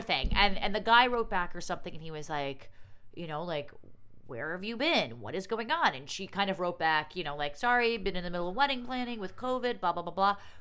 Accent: New York City, New York, United States; as a New Yorker

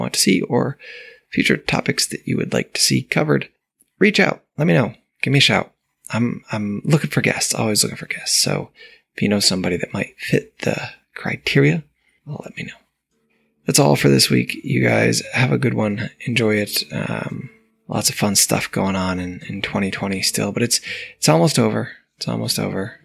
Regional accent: New York, United States; now in Puerto Rico; I grew up in New York

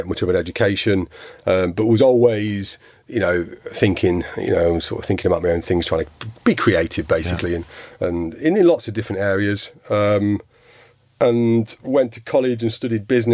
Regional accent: Nottingham, East Midlands, United Kingdom; now in London, United Kingdom; I'm from Nottingham originally, and I go back to Nottingham

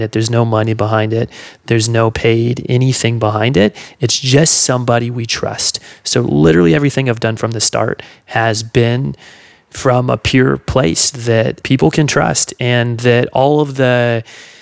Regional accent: Seattle, Washington, United States; also born or lived in California; I grew up on the West Coast

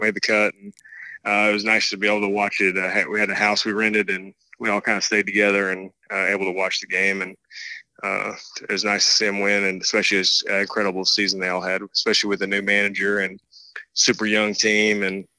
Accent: Massachusetts, United States; born there; I was born just outside of Boston, and all my mom's family is from New England

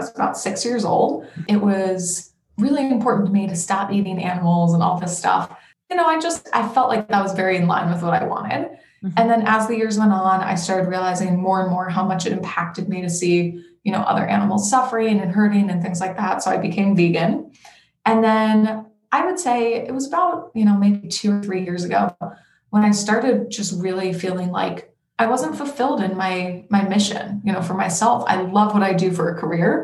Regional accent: Denver, Colorado, United States; now in Portland, United States; I am originally from Denver, Colorado, but I live in Portland, Oregon right now.

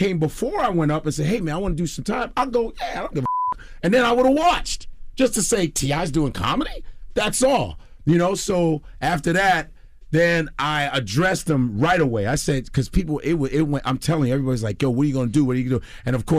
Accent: Chicago, Illinois, United States; now in New York, United States; Man, I'm Chicago all day. I just want to let you know I'm Chicagoan, even though I've been in New York for 20 years. I'm a Chicago guy.

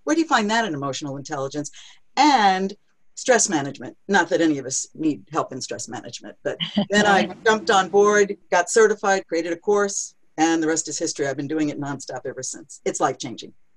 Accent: New York City, New York, United States; I'm from New York City

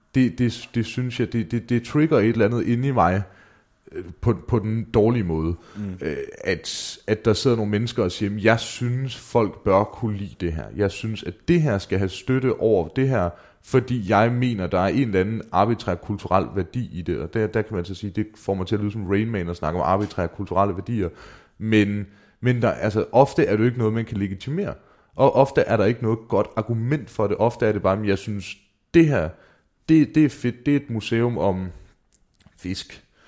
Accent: Mårslet, Central Denmark Region, Denmark; mine tømmervenner hjemme i Morslet

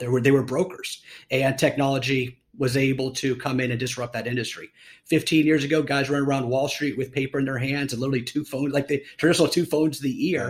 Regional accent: Columbus, Ohio, United States; moved away as an adult; also born or lived in Los Angeles, California; now in Austin, United States; I was born and raised in Columbus, Ohio

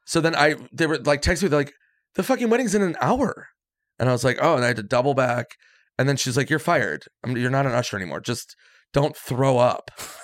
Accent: Minnesota, United States; I'm from Minnesota.

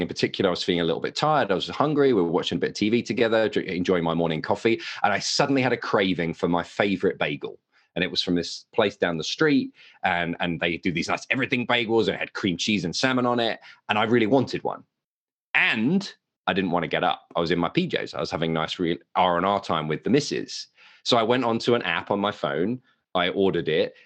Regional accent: United Kingdom; accent: English; moved away as an adult; now in Westfield, United States; Don't be fooled by the accent. I am a Brit, uh, but I live in America.

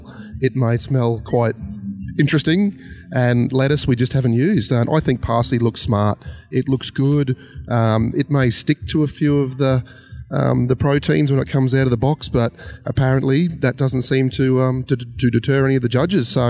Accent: Lockyer Valley, Queensland, Australia; we're from the Lockyer Valley

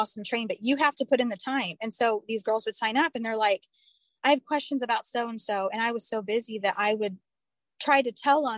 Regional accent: Indiana, United States; now in Alabama, United States; I live in Alabama now. I'm originally from Indiana

